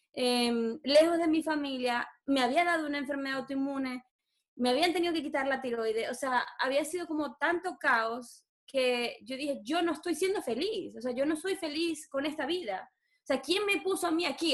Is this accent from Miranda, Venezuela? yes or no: no; Maracaibo, Zulia, Venezuela; moved away as an adult; Nací en Maracaibo, viví 26 años de mi vida en Maracaibo y llevo ya 8 fuera de Venezuela.